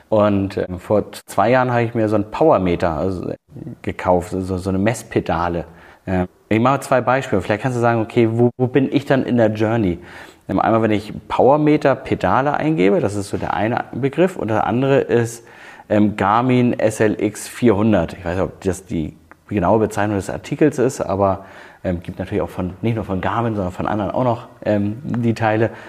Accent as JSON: {"language": "German", "country": "Germany", "said": "Ich will alleingelassen. Ich bin Deutscher."}